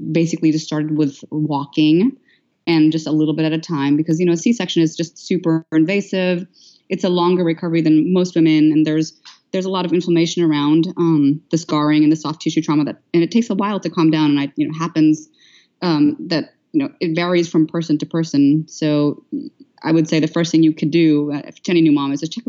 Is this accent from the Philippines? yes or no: yes; Philippines; moved away; I was born and raised in the Philippines, though I am of Indian descent